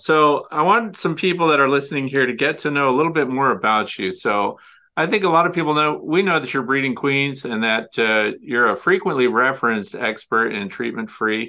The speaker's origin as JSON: {"language": "English", "town": "Kirkwood", "region": "Missouri", "country": "United States", "tie": "born or raised there", "also_born_or_lived": "Maryville, Missouri", "moved": "yes", "said": "You've come from my home state, which is the state of Missouri. I was actually born in the northwest corner in Maryville, Missouri, but I graduated from Kirkwood High School north of you."}